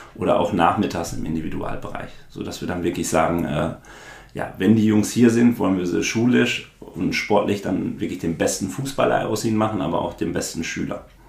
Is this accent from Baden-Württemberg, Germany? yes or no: no; Dortmund, North Rhine-Westphalia, Germany; ich bin ja dann auch in Brakel geboren und groß geworden, also in dem Ort, wo das Trainingszentrum auch steht